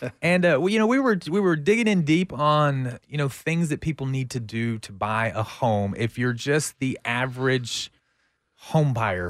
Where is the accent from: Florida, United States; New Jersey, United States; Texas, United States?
Texas, United States; Central; I'm from Central Texas.